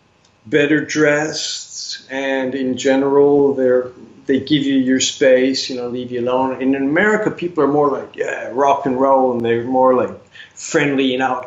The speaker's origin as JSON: {"language": "English", "town": "Racine", "region": "Wisconsin", "country": "United States", "tie": "born or raised there", "moved": "as an adult", "lives_now": "France", "said": "I was born in Racine, lived a long time in Racine, or at least in the southeast of Wisconsin."}